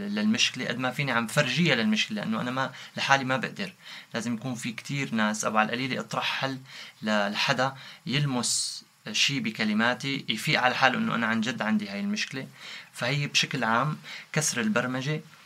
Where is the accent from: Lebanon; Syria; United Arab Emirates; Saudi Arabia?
Syria; moved away as an adult; now in Istanbul, Turkey; من من سوريا أنا كنا جروب نغني راب